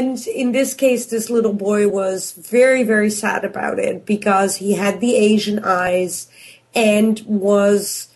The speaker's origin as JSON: {"language": "English", "country": "Canada", "said": "I'm from Canada"}